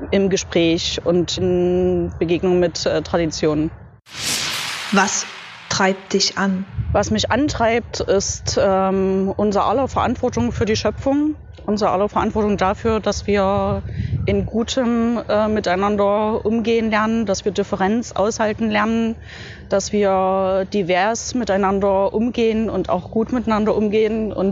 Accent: Leipzig, Saxony, Germany; Ich bin hier in Leipzig, weil Leipzig meine Heimatstadt ist

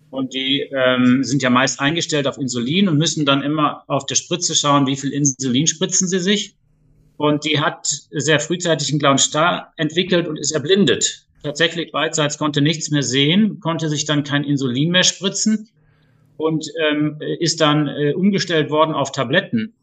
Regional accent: Duisburg, North Rhine-Westphalia, Germany; moved away as an adult; now in Lower Rhine, Germany; komme ursprünglich aus Duisburg

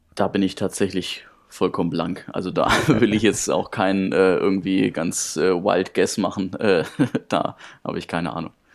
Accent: Karlstadt, Bavaria, Germany; ich habe angefangen beim TSV Karlstadt. Das ist der Ort, wo ich geboren bin und auch meine komplette Jugend verbracht habe

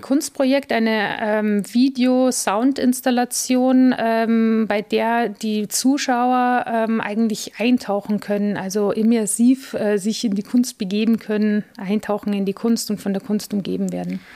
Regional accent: Munich, Bavaria, Germany; moved away as an adult; also born or lived in Italy / Frankfurt; now in Regensburg, Germany; Geboren wurde ich in München, ähm, hab, bin auf dem Land aufgewachsen

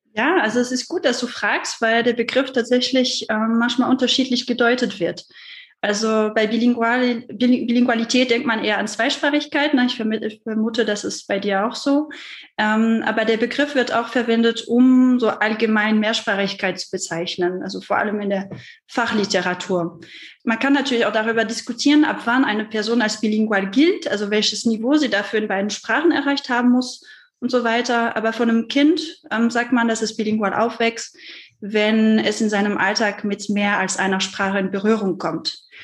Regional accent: France; German is a second language; now in Germany; ich komme ja aus Frankreich, was man sicherlich auch raushört

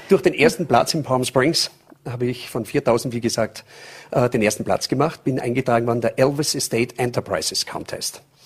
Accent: St. Michael im Lungau, Salzburg, Austria; also born or lived in California / Las Vegas; aktuell in St. Michael im Lungau, das ist Salzburger Land. Da bin ich auch geboren

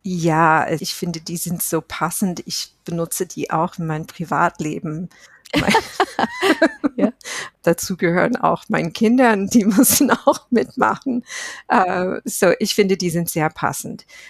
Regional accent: United States; German is a second language; moved away as an adult; now in Germany; ich bin Amerikanerin, ich lebe seit Jahren in Deutschland

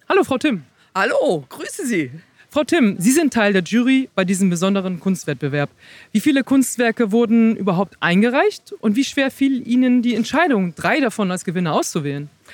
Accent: Hamburg, Germany; als Hamburgerin

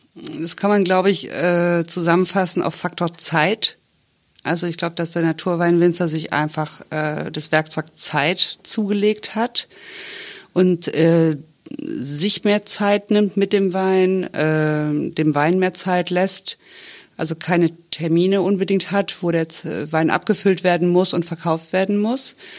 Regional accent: France; now in Cologne, Germany; ich bin wirklich deutsch, aber ich bin in Frankreich aufgewachsen

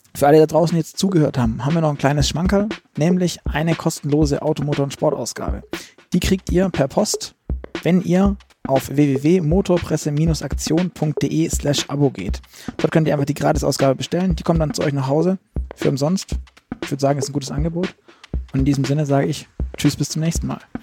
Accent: Stuttgart, Baden-Württemberg, Germany; ich komme aus Stuttgart

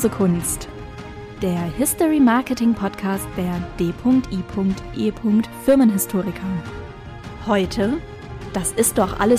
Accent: Frankfurt, Brandenburg, Germany; born there; ich komme gebürtig aus Frankfurt-Oder

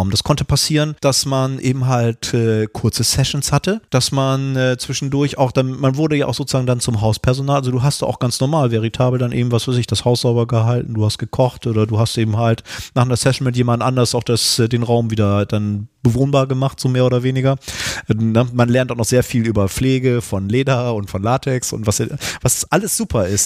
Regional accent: North Germany, Germany; ich bin äh, ja hier im Norden geboren und aufgewachsen

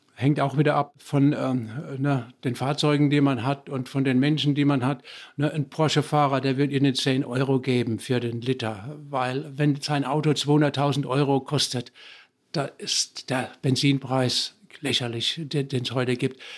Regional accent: Germany; now in Bochum, Germany; bei uns in Deutschland

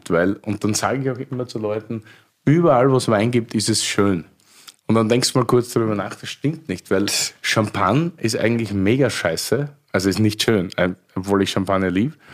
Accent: Styria, Austria; ich bin eigentlich Steirer.

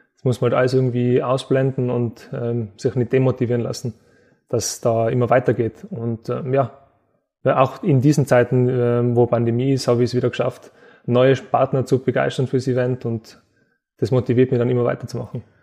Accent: Innsbruck, Tyrol, Austria; in meiner Heimatstadt

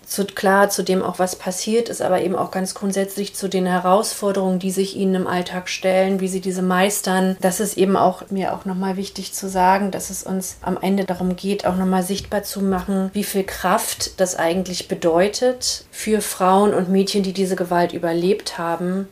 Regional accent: Berlin, Germany; also born or lived in Brazil; Ich bin in Ostberlin geboren, 1980

